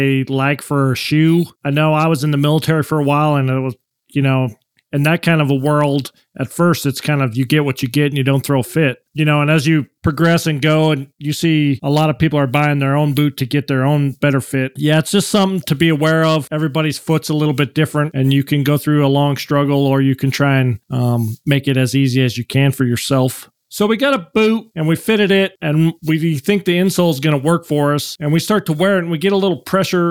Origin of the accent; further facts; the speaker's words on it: United States; as an American, you know, our foot is a little bit different than a European foot